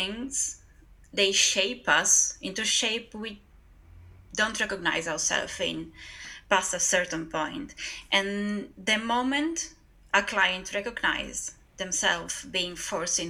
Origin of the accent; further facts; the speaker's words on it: northeast Italy, Italy; I am from Northeast Italy